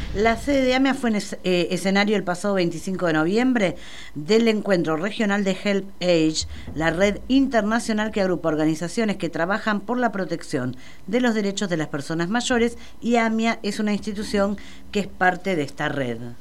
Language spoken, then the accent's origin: Spanish; Buenos Aires, Argentina; Como ciudadana porteña